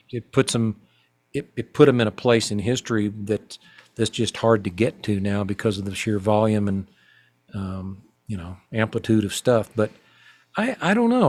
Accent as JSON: {"language": "English", "town": "Fayetteville", "region": "Arkansas", "country": "United States", "tie": "born or raised there", "said": "growing up in my hometown of Fayetteville, Arkansas"}